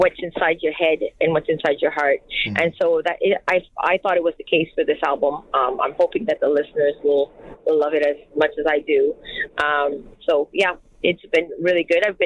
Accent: Acadia, Canada; first language French; English is a second language; I'm Acadian French. I'm actually pure French.

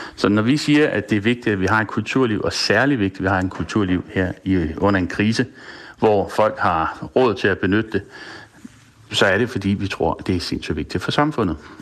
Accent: Denmark; som dansker

